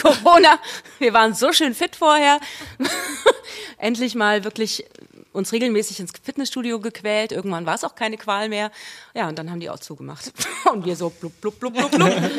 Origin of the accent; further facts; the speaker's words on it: Wiesbaden, Hesse, Germany; accent: Hessian; da bin ich geboren und aufgewachsen äh, in Spießbaden